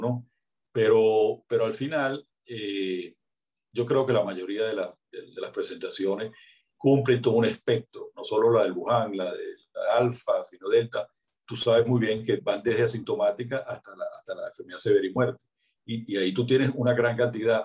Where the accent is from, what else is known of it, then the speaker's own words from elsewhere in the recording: Venezuela; como estamos nosotros en Venezuela